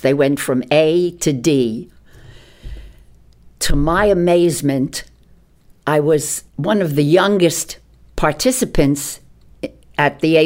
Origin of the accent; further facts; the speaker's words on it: New York City, New York, United States; I grew up in New York City